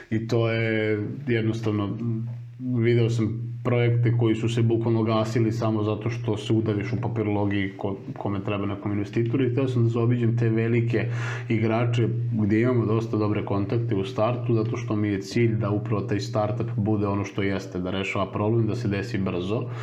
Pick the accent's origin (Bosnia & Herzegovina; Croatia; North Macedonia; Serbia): Serbia; ti kao Srbin